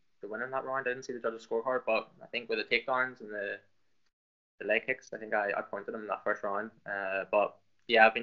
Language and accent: English; Lisburn, Northern Ireland, United Kingdom; accent: Irish; I'm from Northern Ireland, up in sort of in Lisburn, just south of Belfast